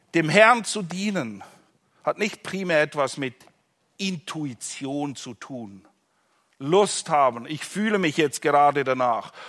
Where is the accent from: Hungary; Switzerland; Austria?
Switzerland; in der Schweiz, wo ich herkomme